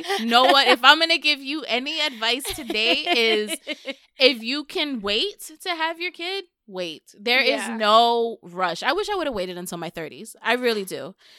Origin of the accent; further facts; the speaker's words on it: New York City, New York, United States; I'm from the Bronx.